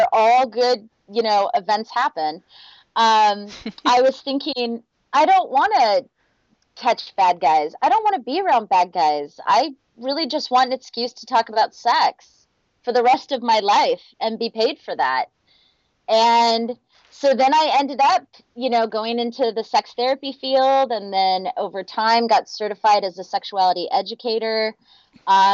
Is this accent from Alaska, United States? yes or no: yes; Houston, Alaska, United States; now in Minneapolis-St. Paul, United States; I grew up in Houston, Alaska